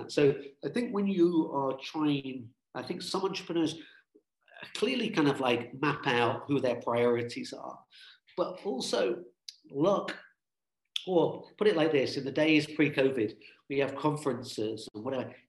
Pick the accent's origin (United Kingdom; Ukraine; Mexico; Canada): United Kingdom; I'm British, British Irish. We're British, got a British passport.